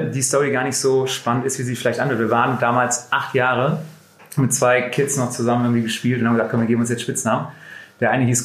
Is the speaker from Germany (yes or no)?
yes; Essen, North Rhine-Westphalia, Germany; moved away as an adult; also born or lived in Düsseldorf; now in Munich, Germany; ich komme aus der Perle des Ruhrgebiets.